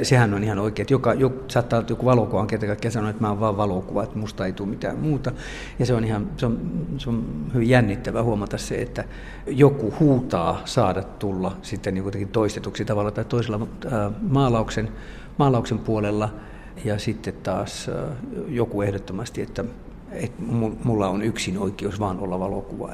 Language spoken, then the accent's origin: Finnish; Finland; now in France